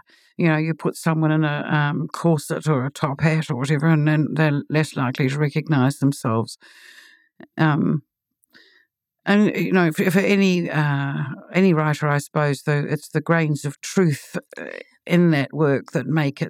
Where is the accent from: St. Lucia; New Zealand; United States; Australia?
New Zealand; Auckland; I was born in Auckland, and I have lived in Auckland nearly all of my life, with only brief periods in Christchurch and in Sydney.